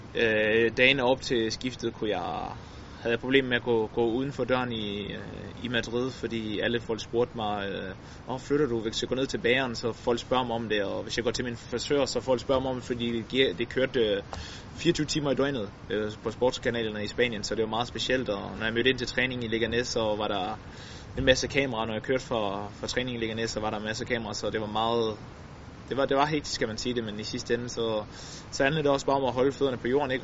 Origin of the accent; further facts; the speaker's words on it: Denmark; som dansker